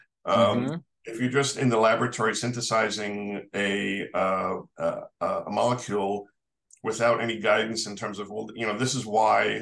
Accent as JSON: {"language": "English", "town": "New York City", "region": "New York", "country": "United States", "tie": "born or raised there", "said": "I'm a New Yorker, born and raised"}